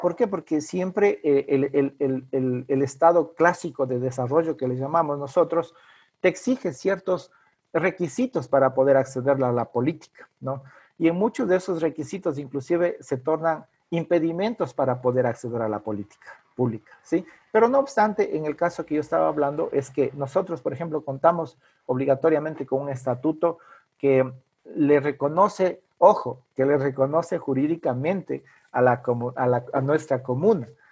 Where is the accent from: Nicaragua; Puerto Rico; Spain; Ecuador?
Ecuador; Ecuadorian Amazon; soy quichua de la Amazonía ecuatoriana.